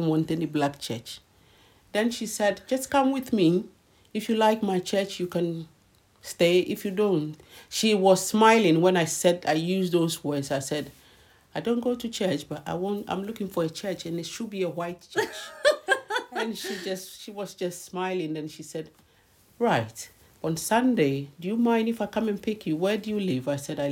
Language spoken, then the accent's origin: English; Ghana; moved away as an adult; now in London, United Kingdom; I've just come from Ghana